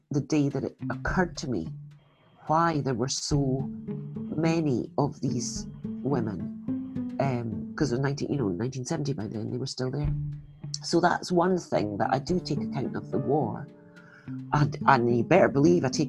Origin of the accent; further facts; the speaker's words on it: Scotland, United Kingdom; I'm Scottish